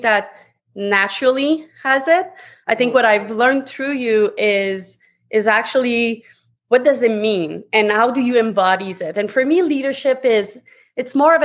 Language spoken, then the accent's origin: English; Montreal, Quebec, Canada; English is a second language; moved away as an adult; now in Toronto, Canada; English is my second language. I'm actually born and raised out of Quebec, Montreal. I'm now living in Toronto.